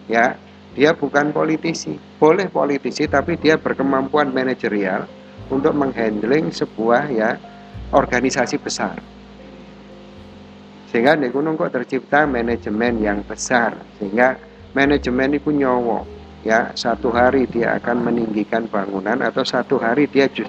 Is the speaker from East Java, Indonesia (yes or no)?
yes; Malang, East Java, Indonesia; maka lah aku sebagai arek Malang, nasionalisme saya sebagai anak Malang